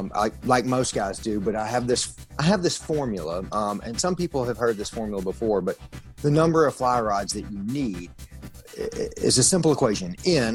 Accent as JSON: {"language": "English", "town": "Memphis", "region": "Tennessee", "country": "United States", "tie": "born or raised there", "said": "David, I grew up in Memphis, you know, in the city."}